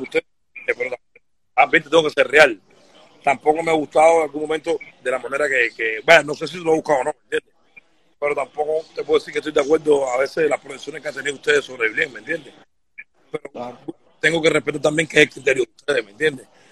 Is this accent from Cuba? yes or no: yes; Cuba; nosotros como cubanos